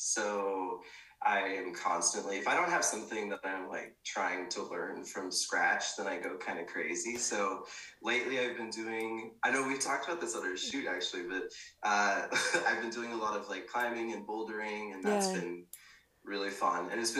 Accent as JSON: {"language": "English", "region": "Pacific Northwest", "country": "United States", "tie": "born or raised there", "lives_now": "Austin, United States", "said": "I grew up in the Pacific Northwest, moved around quite a bit, and yeah, it's been a wild ride."}